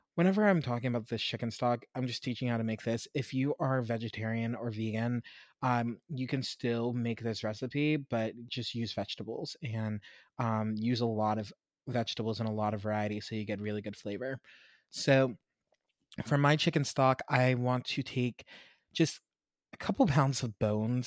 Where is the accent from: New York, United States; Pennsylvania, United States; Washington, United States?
Pennsylvania, United States; Pittsburgh; I grew up in Pittsburgh, mostly, um, and where we lived, we lived outside of the city